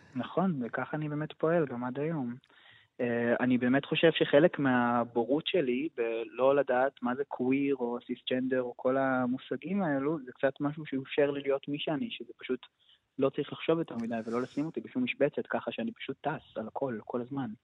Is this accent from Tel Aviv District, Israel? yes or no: yes; Tel Aviv, Tel Aviv District, Israel; moved away as an adult; now in Jerusalem, Israel; כשהייתי ילד מתבגר והייתי בתל אביב